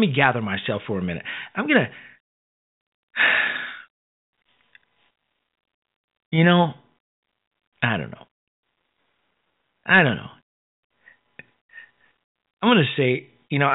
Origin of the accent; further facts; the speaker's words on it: Chicago, Illinois, United States; moved away; I'm from Chicago. I'm from the South Side